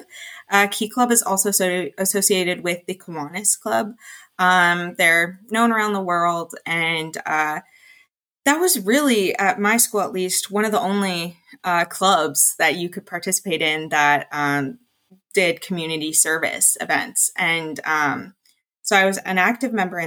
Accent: Ingersoll, Ontario, Canada; I am from Ingersoll, Ontario, as well as all of the co-founders

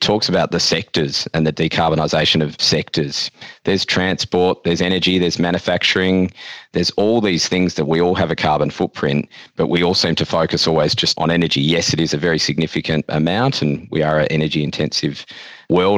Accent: Western Australia, Australia; as a West Australian and as an Australian

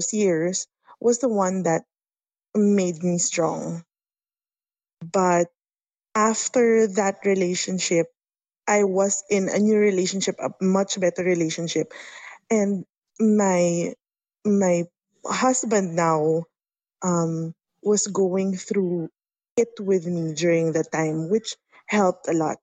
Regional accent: Philippines; I am from the Philippines

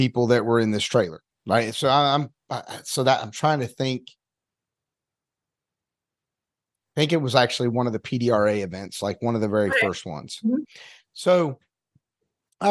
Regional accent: North Carolina, United States; now in Evansville, United States; being from North Carolina, mainly it was really drag racing with my family, but my dad was a NASCAR fan

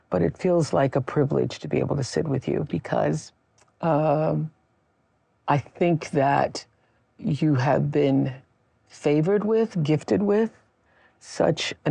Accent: Mississippi, United States; moved away; You know, we're both from Mississippi.

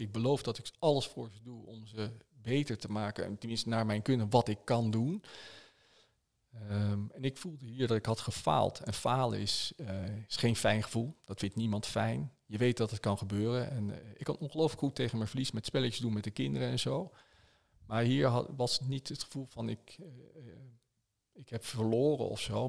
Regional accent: Netherlands; wij als Nederlanders

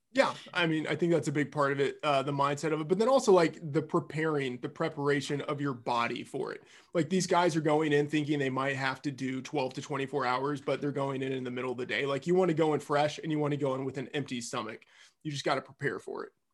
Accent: Texas, United States; moved away as an adult; now in Minnesota, United States; flying down to Texas to see them and then I will do this in my hometown Waffle House, like the Waffle House I used to frequent in high school

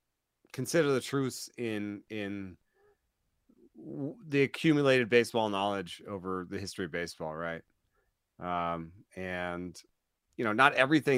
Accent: Atlanta, Georgia, United States; because I was raised in Atlanta, man, and I was there from 86 to 94

